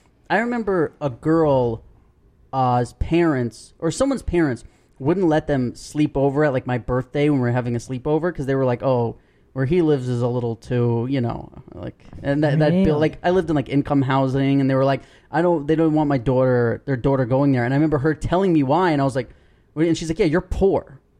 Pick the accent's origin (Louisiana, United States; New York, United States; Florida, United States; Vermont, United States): New York, United States; I also feel like growing up in New York